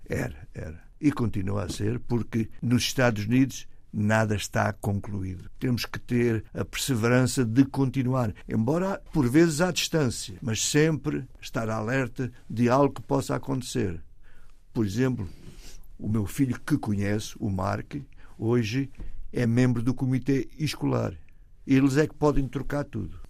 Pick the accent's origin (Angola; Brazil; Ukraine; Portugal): Portugal; moved away as an adult; also born or lived in Toronto, Canada; now in United States; Estou lá há 55 anos, mas eu nunca saí de Portugal.